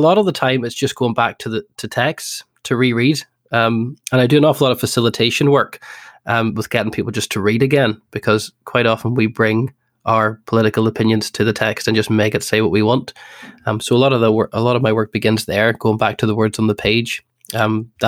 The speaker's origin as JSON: {"language": "English", "town": "Coleraine", "region": "Northern Ireland", "country": "United Kingdom", "tie": "born or raised there", "said": "I grew up in Northern Ireland"}